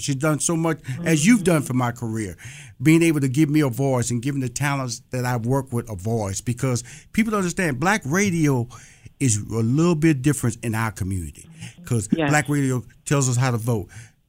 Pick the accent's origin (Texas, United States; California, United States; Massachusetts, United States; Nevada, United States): Texas, United States; Houston; Like, I'm from Houston, Texas. I can remember a station down there called Magic 102.